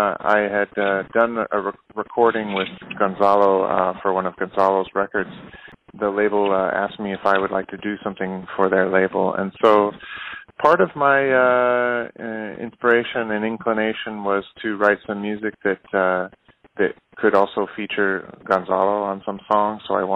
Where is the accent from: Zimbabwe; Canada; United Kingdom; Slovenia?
Canada; I grew up in Canada. I moved to Canada when I was young, and I guess I got into music when I was about 7 or 8.